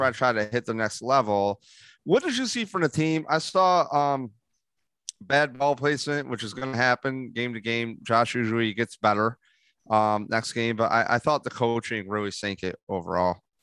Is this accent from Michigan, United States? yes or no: no; Rochester, New York, United States; I go, Rochester. I go, he goes, What part? I go, Gates